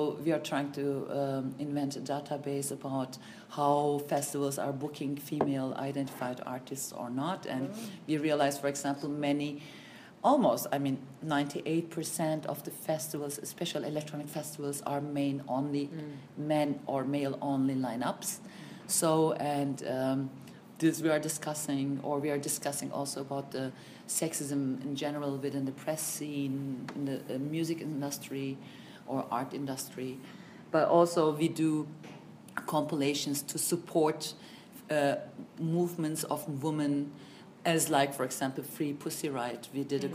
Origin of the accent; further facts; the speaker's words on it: Germany; also born or lived in Turkey; I was born in Germany and grew up partly in Turkey and in Germany, but most of the time I grew up in Germany